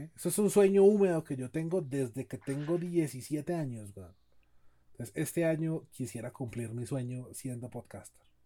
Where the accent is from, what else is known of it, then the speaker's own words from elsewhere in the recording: Cali, Valle del Cauca, Colombia; yo soy de Cali, y así hablamos los caleños